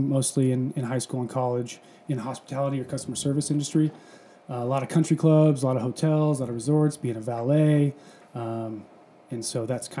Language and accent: English; Newport Beach, California, United States; moved away as an adult; now in Texas, United States; I am from Southern California.